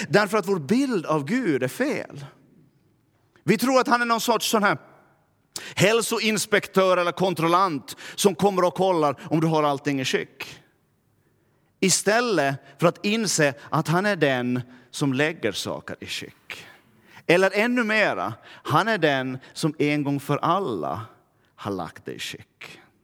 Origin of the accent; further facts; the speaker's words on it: Närpes, Ostrobothnia, Finland; accent: Närpes dialect; now in Vaasa, Finland; jag kommer från Närpe, så skulle jag börja tala Närpesdialekt